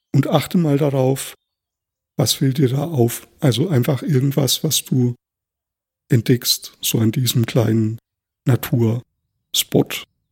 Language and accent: German; Thuringian Forest, Germany; Ich bin ja auch im Thüringer Wald aufgewachsen